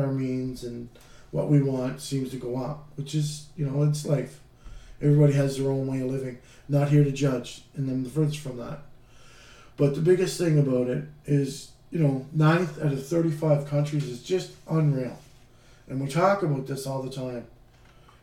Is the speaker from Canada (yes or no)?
yes; Canada; being a Canadian